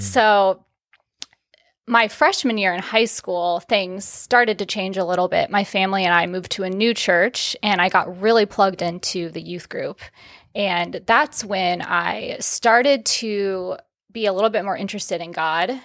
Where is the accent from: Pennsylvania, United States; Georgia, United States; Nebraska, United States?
Nebraska, United States; Omaha; moved away as an adult; also born or lived in Texas; born and raised in Omaha, Nebraska